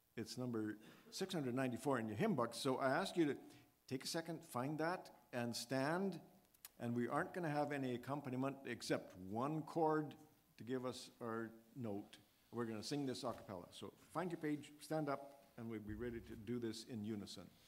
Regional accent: Edmonton, Alberta, Canada; growing up in the Edmonton, Alberta area

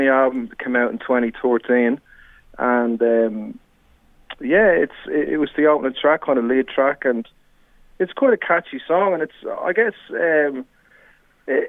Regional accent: Dublin, Leinster, Ireland; moved away as an adult; now in Australia; I came over here from Ireland, originally from Dublin. I came over here 22 years ago for a one-year working

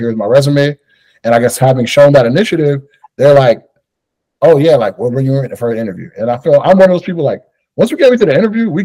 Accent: New York City, New York, United States; a young Black man growing up in New York

